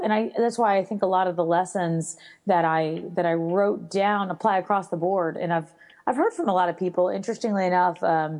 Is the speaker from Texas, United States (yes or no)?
yes; Texas, United States; I'm from Texas originally.